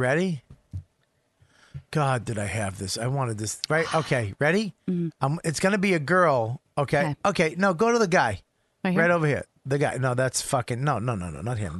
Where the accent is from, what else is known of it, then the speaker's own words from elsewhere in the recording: Medford, Massachusetts, United States; moved away; I was from Medford.